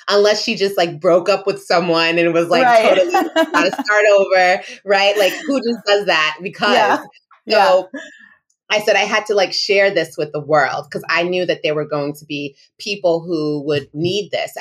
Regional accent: Rhode Island, United States; also born or lived in New York; I was born in New York and I was raised in Rhode Island

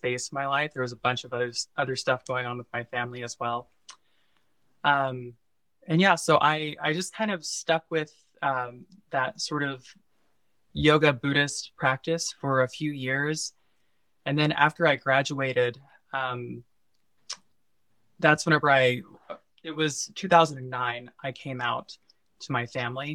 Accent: Missouri, United States; I'm originally from Missouri, and I was raised in a very like conservative Bible Belt area in the Midwest

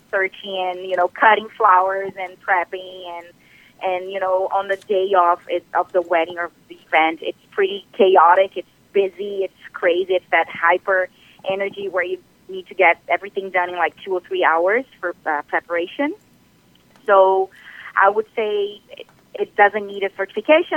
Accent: Brazil; moved away as an adult; now in Ontario, Canada; I am originally from Brazil. So I've been doing this for about 10 years back home in Brazil, and then I came to Canada

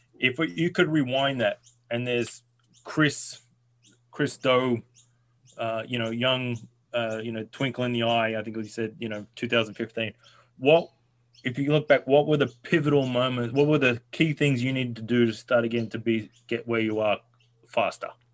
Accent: Australia; I'm Australian

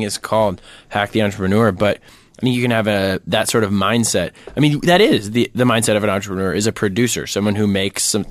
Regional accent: Minnesota, United States; we're Minnesotan

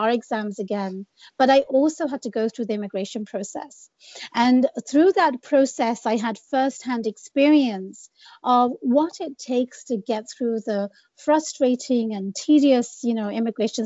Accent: England, United Kingdom; moved away as an adult; also born or lived in Bangladesh / London; now in United States; I grew up in England. I was born and raised in the UK.

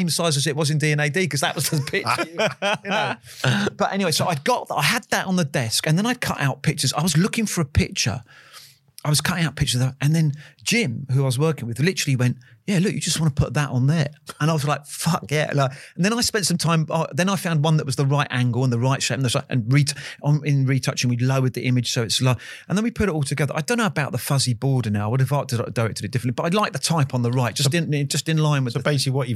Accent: Kew, London, United Kingdom; is it because I grew up in Kew Gardens? I had uh, yeah. an auntie in, in, in, Richmond, and I spent a lot of time, so I sort of knew it.

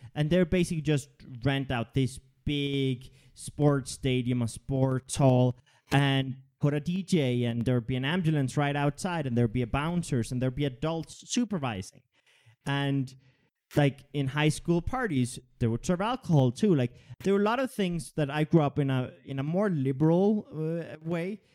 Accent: Denmark; I grew up in Denmark

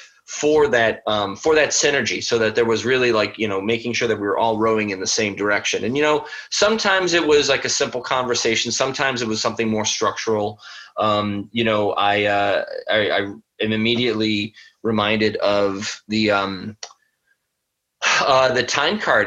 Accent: Buffalo, New York, United States; moved away as an adult; also born or lived in California; I'm from Buffalo, New York.

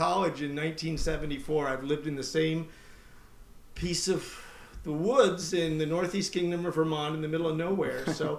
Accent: Beirut, Beirut Governorate, Lebanon; I grew up in Beirut, Lebanon, where my father was a teacher. He taught theology at a Protestant seminary. American family, but we grew up overseas.

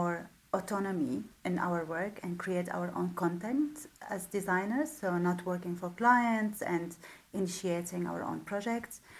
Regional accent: Damascus, Damascus Governorate, Syria; moved away as an adult; now in Netherlands; I'm originally from Damascus. I was born in Damascus. I lived there until 1999

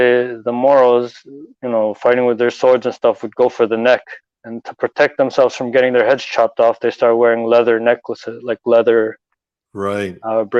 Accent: Toronto, Ontario, Canada; I was born and raised here in Toronto.

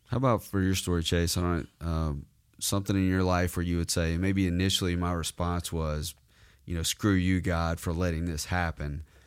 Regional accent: the South, United States; I was that way growing up in the South.

